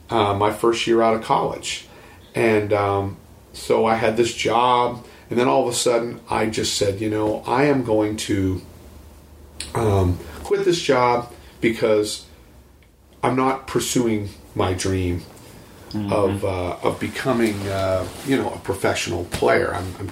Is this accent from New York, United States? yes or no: no; Picher, Oklahoma, United States; I was originally from Pitcher, Oklahoma